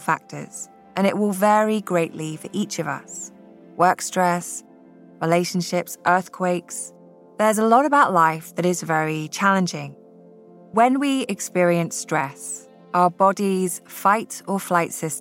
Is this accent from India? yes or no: no; Scotland, United Kingdom; now in California, United States; growing up in Scotland, we did not have earthquakes.